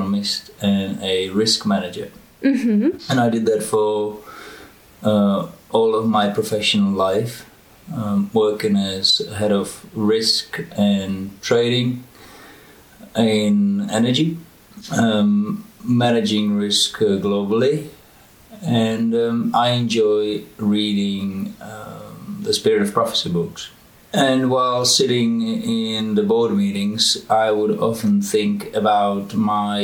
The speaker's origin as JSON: {"language": "English", "country": "Czechia", "tie": "born or raised there", "also_born_or_lived": "United States / Oxford, England / London, England / Boston, United States", "moved": "as an adult", "said": "I was born in the Czech Republic, and when I was 18, I went to study to America"}